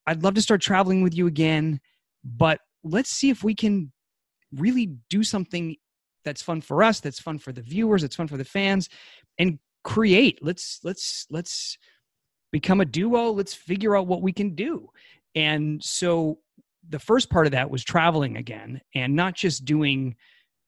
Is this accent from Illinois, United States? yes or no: no; New Hampshire, United States; now in California, United States; I'm from New Hampshire.